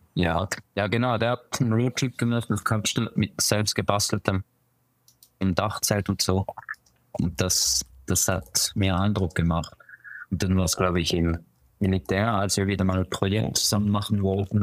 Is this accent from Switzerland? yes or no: yes; Winterthur, Zurich, Switzerland; also born or lived in Basel; ich bin in Zürich geboren und aber aufgewachsen in Winterthur